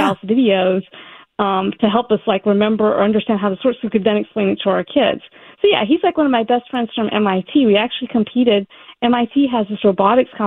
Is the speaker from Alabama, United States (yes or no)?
yes; Alabama, United States; moved away; also born or lived in Massachusetts / California; We moved to Alabama. I grew up there.